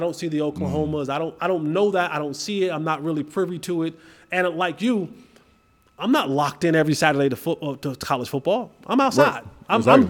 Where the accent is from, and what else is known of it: New Jersey, United States; moved away as an adult